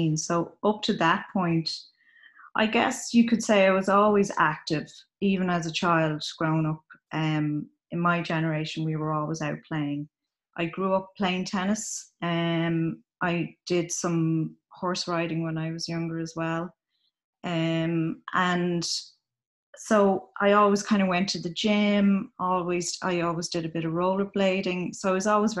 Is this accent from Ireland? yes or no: yes; Ireland; I'm from Ireland. My mother's from Belize in Central America, but I was brought up in Ireland